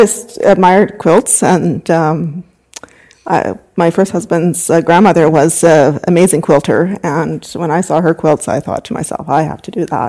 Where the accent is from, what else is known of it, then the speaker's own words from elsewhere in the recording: Uranium City, Saskatchewan, Canada; moved away as an adult; now in Meadow Lake, Canada; I was born and raised in Uranium City. And then I moved to Meadow Lake in 1990.